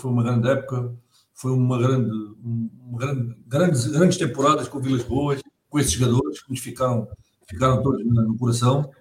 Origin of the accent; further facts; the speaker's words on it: Setúbal, Portugal; porque eu sou de Setúbal e já fui duas vezes ao museu